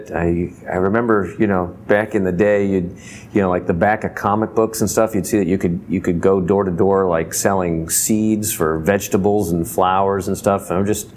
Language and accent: English; Los Angeles, California, United States; I grew up in Los Angeles